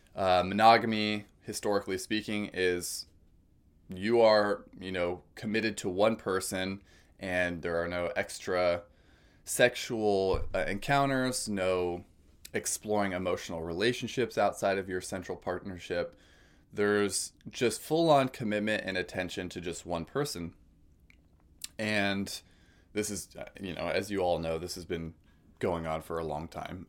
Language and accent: English; California, United States; moved away as an adult; also born or lived in Oregon; I've been born and raised in California, spent most of my life there, aside from some college outside of California and Oregon